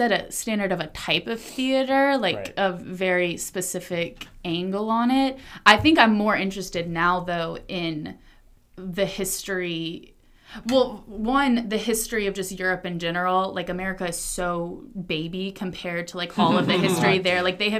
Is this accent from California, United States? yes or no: no; Atlanta, Georgia, United States; I'm from Atlanta.